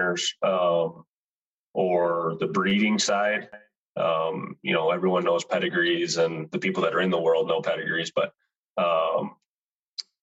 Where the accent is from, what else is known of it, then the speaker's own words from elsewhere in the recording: Sparta, Michigan, United States; moved away as an adult; now in South Dakota, United States; I grew up in Michigan, Sparta, Michigan, kind of Grand Rapids area